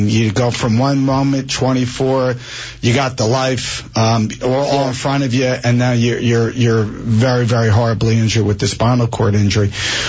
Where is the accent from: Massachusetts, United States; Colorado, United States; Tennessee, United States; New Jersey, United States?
New Jersey, United States; Springfield; I grew up in Springfield